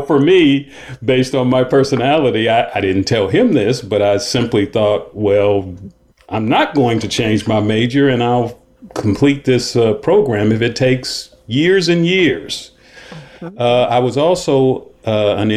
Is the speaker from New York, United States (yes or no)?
no; Cleveland, Ohio, United States; I grew up in Cleveland